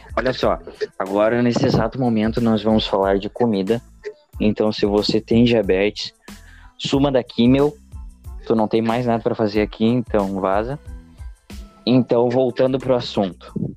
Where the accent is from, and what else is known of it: Rio Grande do Sul, Brazil